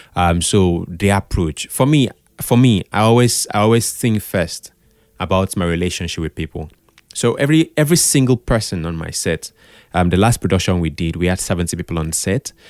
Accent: Calabar, Cross River, Nigeria; I grew up in Calabar.

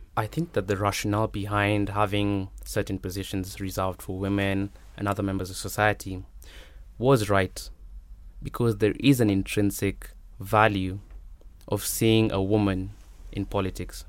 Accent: Nairobi, Kenya; I'm from Nairobi

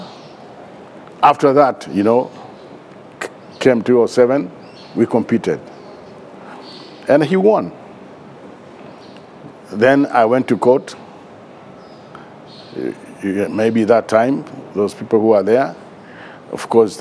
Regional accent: Nairobi, Kenya; we grew up together in Eastlands, of course, from Makadara.

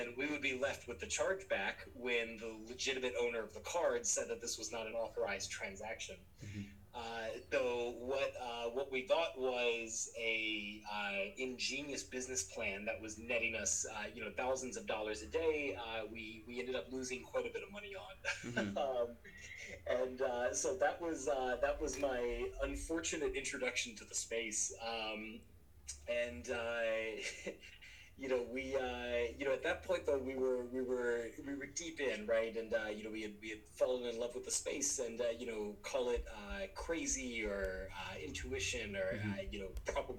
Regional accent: New Orleans, Louisiana, United States; moved away as an adult; also born or lived in Auburn, Alabama / Atlanta, Georgia; I grew up in southern Louisiana in the U.S. In New Orleans

